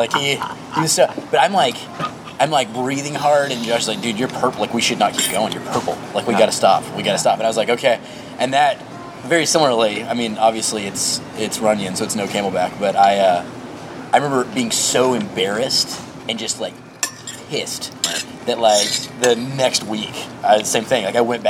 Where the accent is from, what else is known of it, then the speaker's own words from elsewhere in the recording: Texas, United States; No, I'm from Texas.